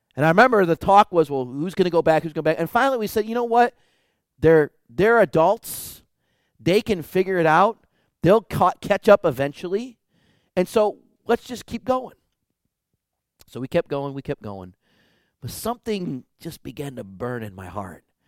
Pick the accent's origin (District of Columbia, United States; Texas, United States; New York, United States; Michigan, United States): Michigan, United States; Detroit; moved away as an adult; I would never live in my hometown of Detroit again